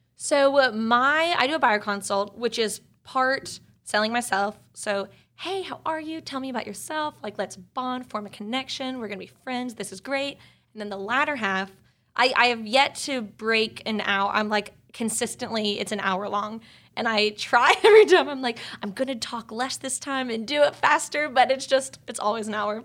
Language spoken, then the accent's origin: English; East Cobb, Georgia, United States; also born or lived in Grant Park, Atlanta; now in Atlanta, United States; I'm from East Cobb, so I do a lot of business in the suburbs, too